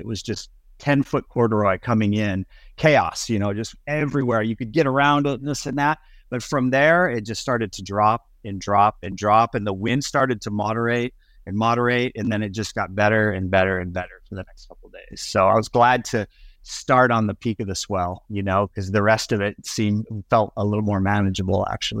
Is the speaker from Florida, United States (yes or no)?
yes; Estero Island, Florida, United States; it's kind of a cool area that we grew up in Southwest Florida on Estero Island, because there was just jobs around and just tons of energy.